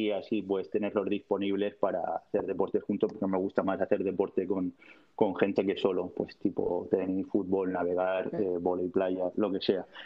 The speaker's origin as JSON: {"language": "Spanish", "town": "Cabo de Palos", "region": "Region of Murcia", "country": "Spain", "said": "Me iría a cabo de palos de donde soy yo"}